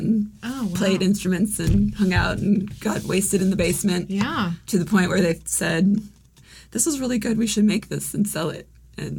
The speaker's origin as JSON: {"language": "English", "town": "Olympia", "region": "Washington", "country": "United States", "tie": "born or raised there", "also_born_or_lived": "San Francisco", "moved": "yes", "lives_now": "Ohio, United States", "said": "I was born in Olympia, Washington."}